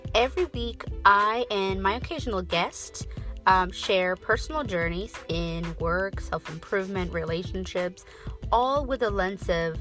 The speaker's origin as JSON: {"language": "English", "country": "Ethiopia", "tie": "born or raised there", "said": "growing up in my family and just in my community where I grew up in Ethiopia"}